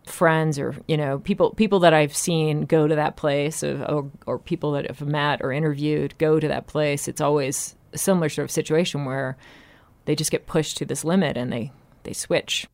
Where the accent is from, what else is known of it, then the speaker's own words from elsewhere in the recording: Salem, Massachusetts, United States; I grew up in Salem, Massachusetts, where it's Halloween three hundred sixty-five days a year